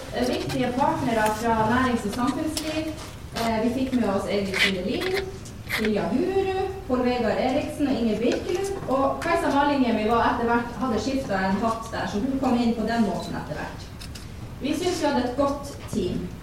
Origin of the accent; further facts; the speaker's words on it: Vadsø, Finnmark, Norway; Jeg er fra Vadsø